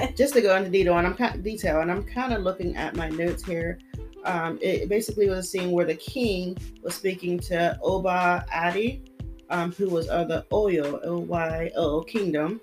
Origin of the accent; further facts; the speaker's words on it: United States; I'm American